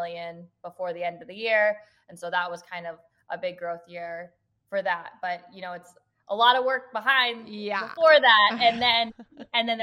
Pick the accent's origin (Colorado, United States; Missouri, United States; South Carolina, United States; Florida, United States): Colorado, United States; Arvada; moved away as an adult; also born or lived in California / Philadelphia / Kalamazoo, Michigan; now in Minneapolis, United States; So I was technically born in California, but I only lived there for 9 months. And then I grew up in Arvada, Colorado